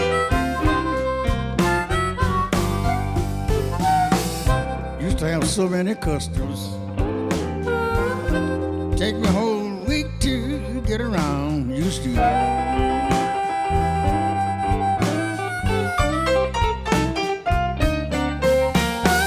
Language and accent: English; Belzoni, Mississippi, United States; That's my hometown where I was born